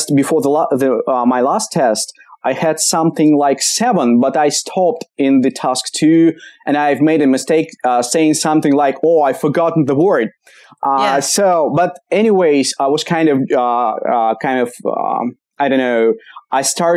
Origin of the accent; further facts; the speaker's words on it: Kamchatka Krai, Russia; English is a second language; now in Moscow, Russia; Originally I'm from Kamchatka